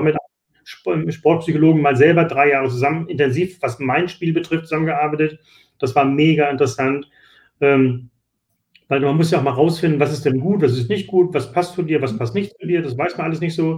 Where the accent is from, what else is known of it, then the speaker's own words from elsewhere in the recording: Hamburg, Germany; Ich, ich komme aus Hamburg